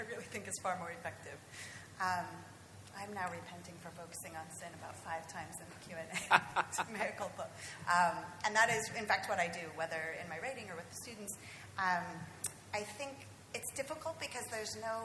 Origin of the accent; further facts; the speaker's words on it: California, United States; I'm from California